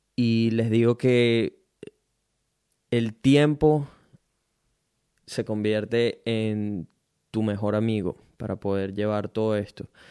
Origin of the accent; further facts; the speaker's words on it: Venezuela; now in Brisbane, Australia; soy un venezolano latino que vive en Brisbane, Australia